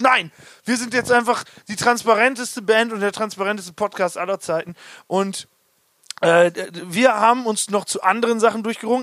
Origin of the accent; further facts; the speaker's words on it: Hagen am Teutoburger Wald, Lower Saxony, Germany; Niklas, Janis und ich, wir kommen aus Hagen